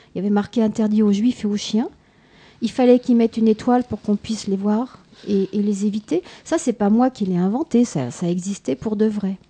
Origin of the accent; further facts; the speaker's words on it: France; chez nous, en France